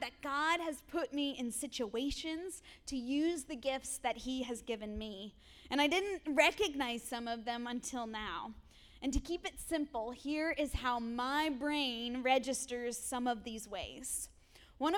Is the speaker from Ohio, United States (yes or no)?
no; Erie, Pennsylvania, United States; I grew up here in Erie in an incredible household.